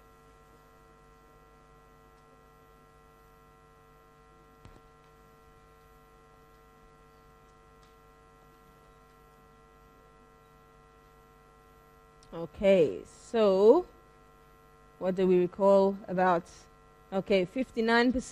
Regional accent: London, United Kingdom; I am from London. This was a little movie in my hometown

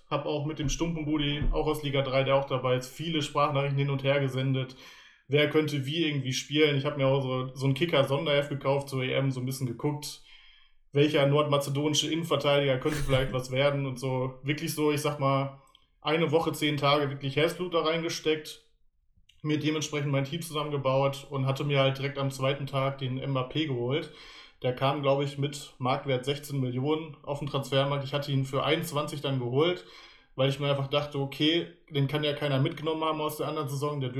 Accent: Paderborn, North Rhine-Westphalia, Germany; ich bin aus Paderborn, genau.

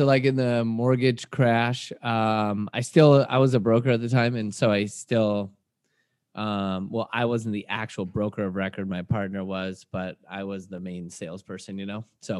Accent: Washington, United States; now in California, United States; I'm a guy from Washington State University or Washington State, then went to Wazoo, and then came down to California on vacation. I never left.

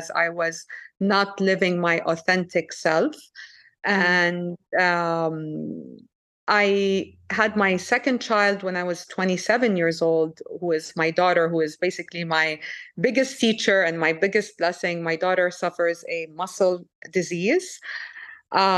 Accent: Saudi Arabia; moved away; also born or lived in France / Lebanon; I was born in France. I grew up in Saudi Arabia.

